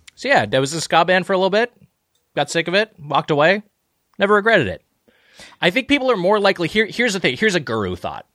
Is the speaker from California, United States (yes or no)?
yes; Lakewood, California, United States; I grew up in uh, in uh, Lakewood, California